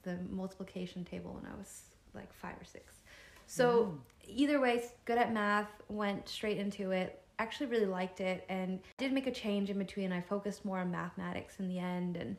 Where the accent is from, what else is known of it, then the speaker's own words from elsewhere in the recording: United States; As Asian American, Chinese American